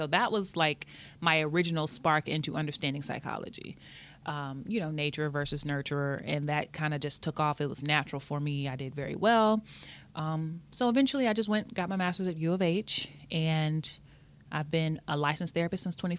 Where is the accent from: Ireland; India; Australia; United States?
United States; Austin, Texas; moved away as an adult; also born or lived in San Antonio, Texas; I'm originally from Austin, Texas. That's where all my family is from. I moved to San Antonio to go to UTSA